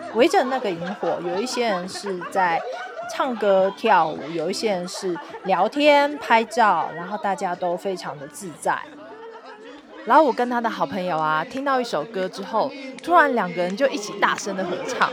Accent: Taoyuan, Taiwan; moved away as an adult; now in Dharamsala, India; 我的家乡桃园

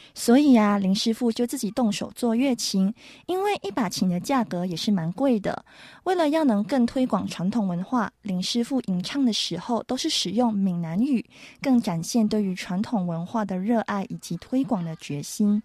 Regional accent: Malaysia; moved away as an adult; now in Taiwan; 我是马来西亚华人啦。我来台湾念书都快三年了

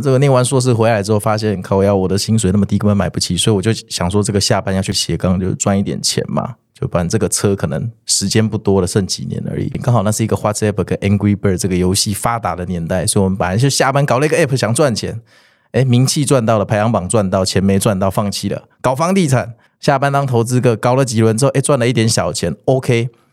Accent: Kaohsiung, Taiwan; 因为我高雄人，我要回冈山的时候

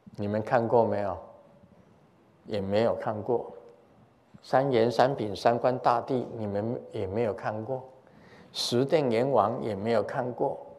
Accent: Taiwan; 我们台湾很多从福建过来的

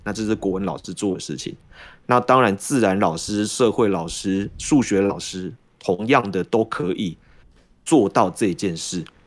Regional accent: Taiwan; 我们台湾人

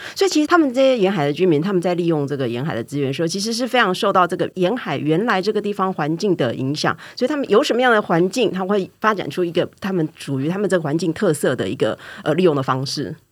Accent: Taiwan; 我们台湾人

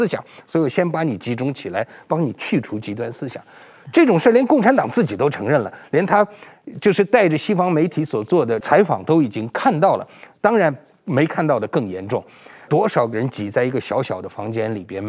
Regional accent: Beijing, China; first language Uyghur; now in Taiwan; 其实我从小我是北京出生长大的维吾尔人，但在家里边都是讲维吾尔语啊，跟父母亲这样。

